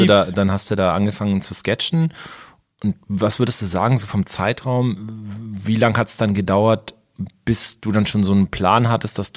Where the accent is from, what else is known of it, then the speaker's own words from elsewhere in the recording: Ansbach, Bavaria, Germany; Ich meine, ich bin jetzt in Ansbach aufgewachsen, das ist eine Stadt, die ist mit Warendorf, glaube ich, ziemlich vergleichbar.